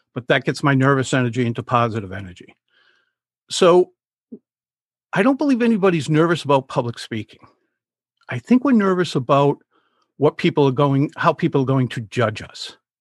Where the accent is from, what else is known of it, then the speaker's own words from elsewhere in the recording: Rhode Island, United States; I'm from Rhode Island. I've spent the vast majority of my life here